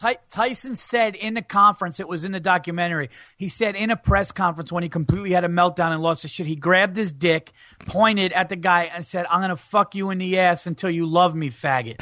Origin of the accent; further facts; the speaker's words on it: New York, United States; I'm from New York